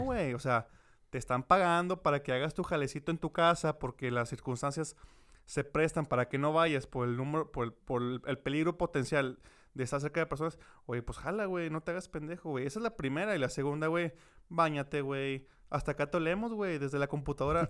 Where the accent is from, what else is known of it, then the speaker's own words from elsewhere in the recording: Mexico; como país mexicano